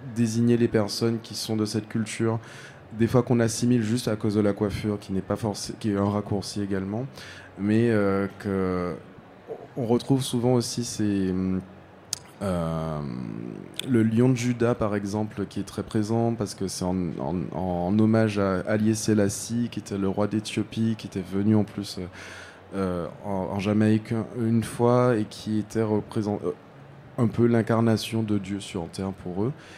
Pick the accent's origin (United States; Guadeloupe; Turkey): Guadeloupe; moved away as an adult; now in France; j'ai grandi aux Antilles, j'ai grandi en Guadeloupe